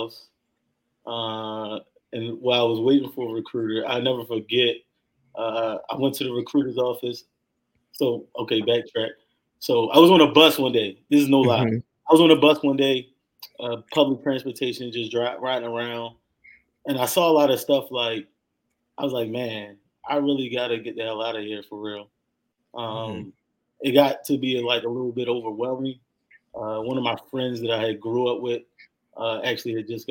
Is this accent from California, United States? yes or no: no; Baltimore, Maryland, United States; moved away as an adult; also born or lived in Turkey / Minot / Bolling; I'm originally from Baltimore. You know, I went to a pretty good high school